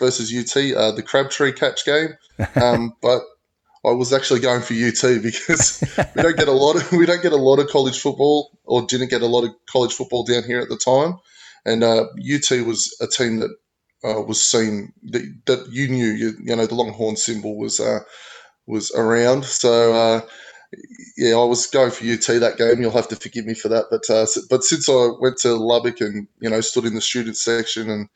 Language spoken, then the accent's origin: English; Australia; as you can tell by the accent, I am born and raised in Australia